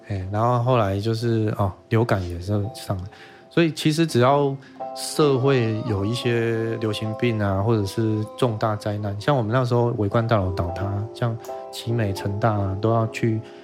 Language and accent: Chinese; Fengshan, Kaohsiung, Taiwan; also born or lived in Taipei; 我是高雄凤山人